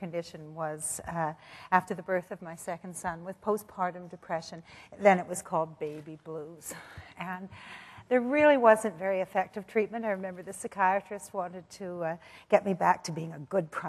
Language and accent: English; Canada; I did get well-educated, of course, being a Canadian girl. The schools were great.